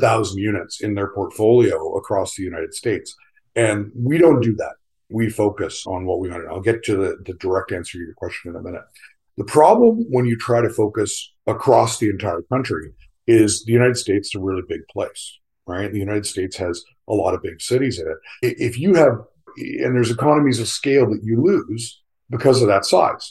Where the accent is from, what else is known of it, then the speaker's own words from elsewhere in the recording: Canada; moved away as an adult; also born or lived in South Carolina; I'm a Canadian. Most of my career was spent in Canada